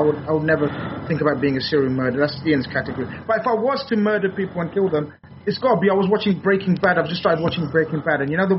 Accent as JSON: {"language": "English", "region": "London", "country": "United Kingdom", "said": "I'm from London"}